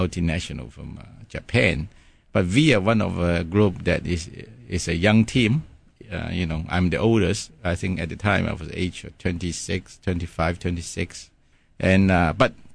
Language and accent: English; Hong Kong; first language Cantonese; English is a second language; moved away as an adult; also born or lived in England; I'm born and raised in Hong Kong and did my secondary school in Hong